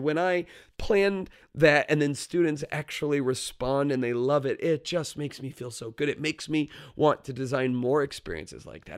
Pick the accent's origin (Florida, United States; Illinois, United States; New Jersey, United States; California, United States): Florida, United States; moved away; I grew up in Florida where it's probably about ninety degrees this time of year